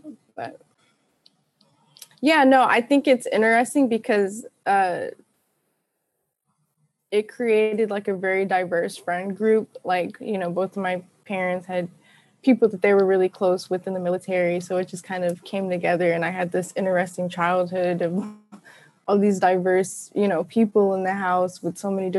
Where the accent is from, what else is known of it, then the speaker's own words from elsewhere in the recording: Southern United States, United States; I definitely claim being like a Southerner. So